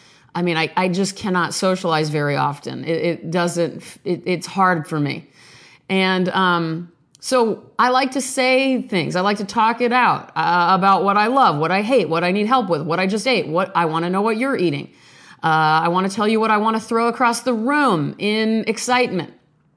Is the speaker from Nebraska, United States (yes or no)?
yes; Omaha, Nebraska, United States; born there; now in Beverly Hills, United States; I hail from the 90210, sort of, by way of Omaha, Nebraska, where I was born in St. Joseph's Hospital, April 30th, 1977, 8:58 p.m.